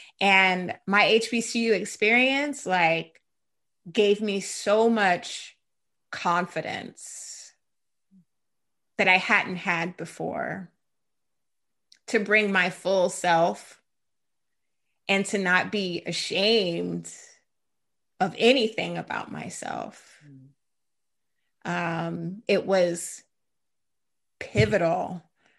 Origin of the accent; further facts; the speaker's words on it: Jacksonville, United States; Well, I will say Jacksonville has changed a lot since I was there.